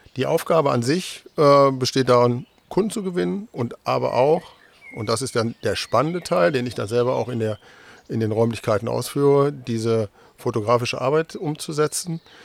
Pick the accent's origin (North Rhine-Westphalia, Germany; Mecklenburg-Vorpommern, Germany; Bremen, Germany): North Rhine-Westphalia, Germany; moved away as an adult; now in Delmenhorst, Germany; bin gebürtiger äh, Westfale